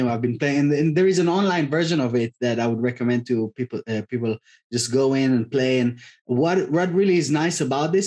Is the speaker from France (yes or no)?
no; Tel Aviv, Tel Aviv District, Israel; moved away; I'm originally from Tel Aviv, from Israel